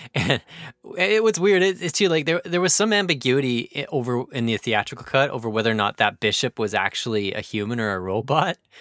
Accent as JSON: {"language": "English", "country": "Canada", "said": "as a Canadian"}